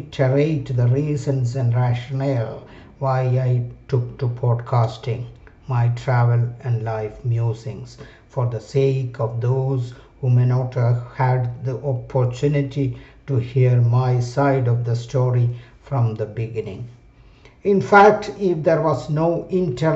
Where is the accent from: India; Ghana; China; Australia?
India; Kerala; my home state of Kerala, India